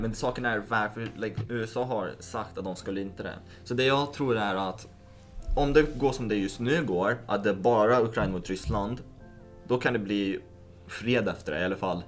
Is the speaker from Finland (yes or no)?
no; Lithuania; now in Sweden; i Litauen där jag är född